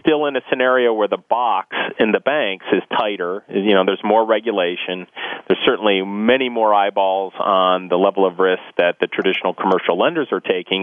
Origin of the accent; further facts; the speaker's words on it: Akron, Ohio, United States; I'm from Northeast Ohio, which has been a large company and manufacturing driven economy for the for the majority of the last century. You know, if you grew up in a place like I, I grew up in Akron actually